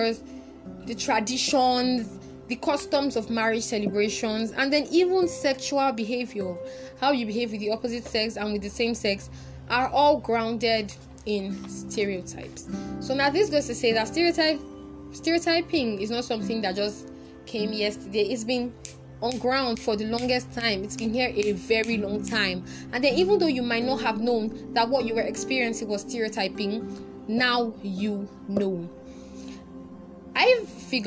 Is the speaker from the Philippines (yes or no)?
no; Delta, Nigeria; I'm from Delta State.